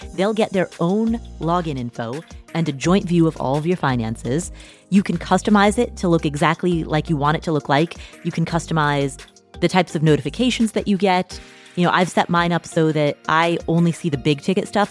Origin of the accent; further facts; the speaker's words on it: United States; I am an American